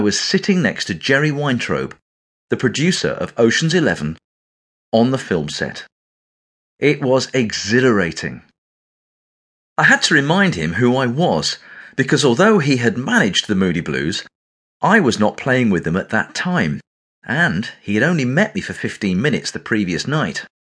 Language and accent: English; England, United Kingdom; accent: English